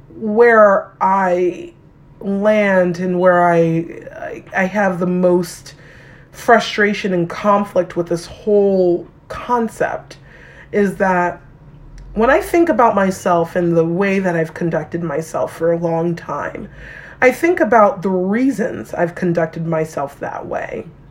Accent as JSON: {"language": "English", "region": "New York", "country": "United States", "tie": "born or raised there", "moved": "yes", "said": "I grew up in New York"}